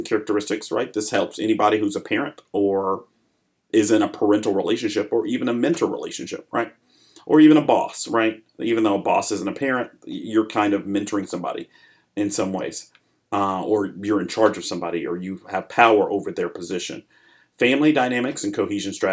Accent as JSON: {"language": "English", "region": "Arkansas", "country": "United States", "tie": "born or raised there", "also_born_or_lived": "Chicago, Illinois", "moved": "as an adult", "lives_now": "Atlanta, United States", "said": "I was born in Chicago. My family moved to Arkansas when I was about 7. I grew up there."}